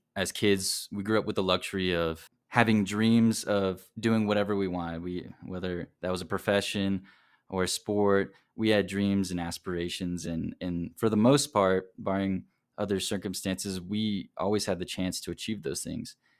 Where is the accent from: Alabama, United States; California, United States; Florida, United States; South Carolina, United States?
South Carolina, United States; now in Provo, United States; I'm originally from South Carolina, but currently living here in Provo.